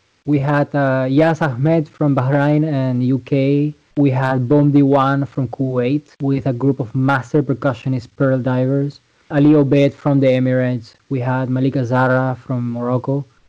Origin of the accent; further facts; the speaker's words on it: Venezuela; also born or lived in Aruba / Belgium / Netherlands; now in United States; I was born in Venezuela, but I lived in Venezuela, I lived in Aruba. Then I went to Belgium where I have some family. I went to Holland, I came to New York.